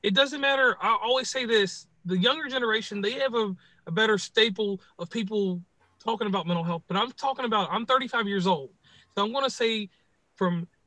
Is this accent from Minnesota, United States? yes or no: no; Central Virginia, United States; I am a native of Central Virginia, the 434 area code.